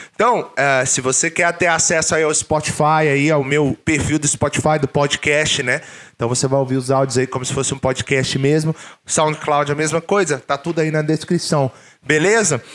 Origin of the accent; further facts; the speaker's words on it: Brazil; moved away as an adult; Quando eu saí do Brasil pela primeira vez